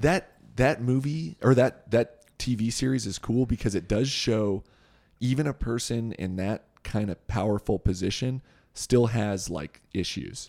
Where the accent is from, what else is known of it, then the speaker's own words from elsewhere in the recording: Southern California, United States; also born or lived in Thousand Oaks, California; We grew up in Southern California.